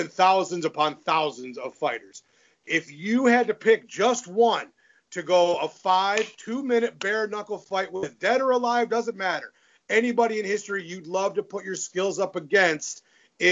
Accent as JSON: {"language": "English", "region": "Michigan", "country": "United States", "tie": "born or raised there", "said": "I'm from Michigan"}